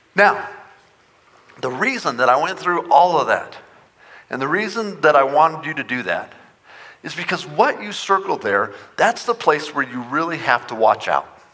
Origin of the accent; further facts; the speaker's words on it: Front Range, Colorado, United States; moved away as an adult; now in Montrose, United States; I grew up on the Front Range